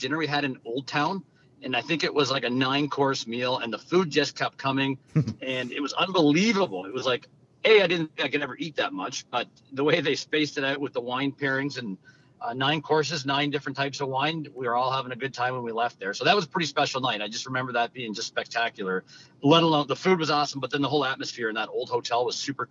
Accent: Westfield, New Brunswick, Canada; I grew up in New Brunswick, a little town called Westfield, New Brunswick, of a town of literally about 1,500 people.

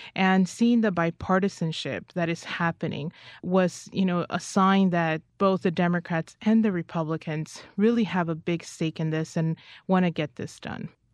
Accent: United States; I'm an American

